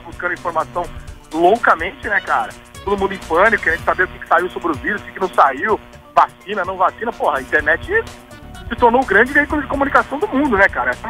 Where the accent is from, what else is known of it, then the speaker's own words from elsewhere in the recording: São Paulo, Brazil; moved away as an adult; now in Rio de Janeiro, Brazil; Eu sou de São Paulo, né? Moro aqui há oito anos.